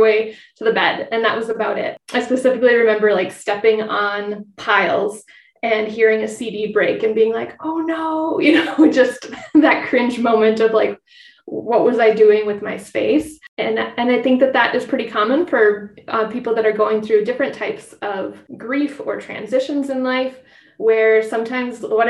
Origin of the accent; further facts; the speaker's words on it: Twin Cities, Minnesota, United States; I grew up in the Twin Cities, just west of the Twin Cities